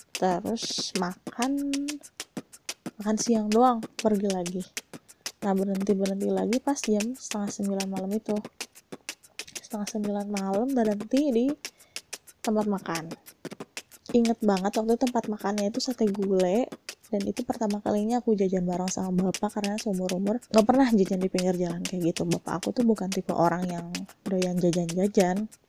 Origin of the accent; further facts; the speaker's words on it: Bandung, West Java, Indonesia; aku itu kan memang dari lahir itu tinggalnya di Bandung